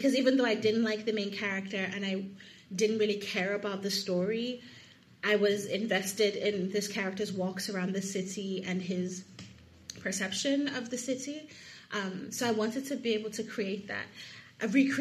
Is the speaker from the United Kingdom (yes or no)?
no; Lagos, Nigeria; moved away as an adult; also born or lived in United States; I'm from Lagos, Nigeria, and I was home for 7 months